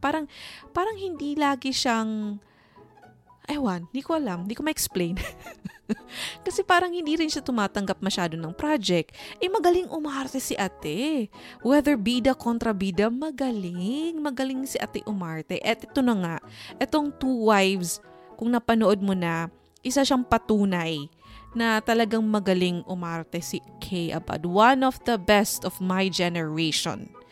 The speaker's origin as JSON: {"language": "Tagalog", "country": "Philippines", "said": "as a Filipino or a teleserye fan"}